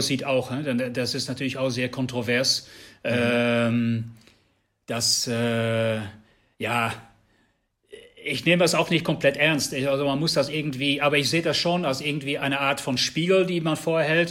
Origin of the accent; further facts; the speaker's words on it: Netherlands; German is a second language; now in Germany; ich, bin Niederländer